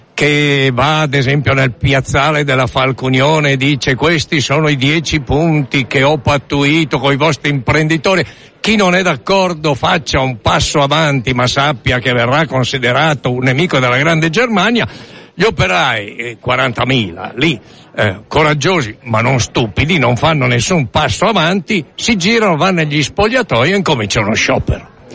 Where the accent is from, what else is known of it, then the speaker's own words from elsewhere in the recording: Sesto San Giovanni, Lombardy, Italy; Io sono di Sesto San Giovanni, Stalingrado d'Italia